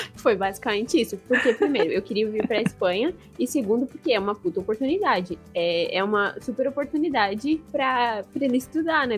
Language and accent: Portuguese; Brazil; moved away as an adult; now in Spain; eu sou brasileira, sou casada com ele e tô aqui há um ano